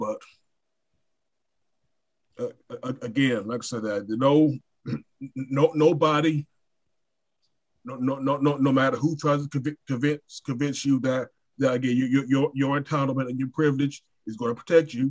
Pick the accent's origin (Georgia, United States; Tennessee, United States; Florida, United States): Georgia, United States; Brunswick; Brunswick, Georgia, my hometown